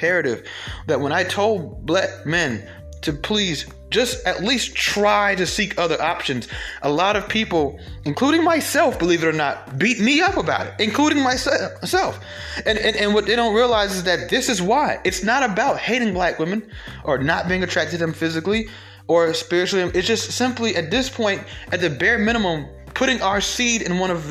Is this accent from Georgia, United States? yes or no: yes; Atlanta, Georgia, United States; I'm being from Atlanta